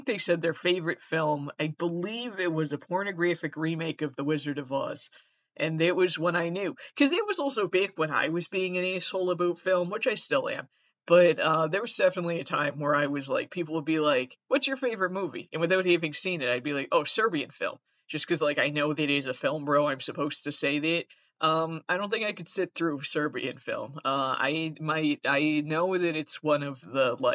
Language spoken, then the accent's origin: English; Massachusetts, United States; also born or lived in Fall River; I'm from Massachusetts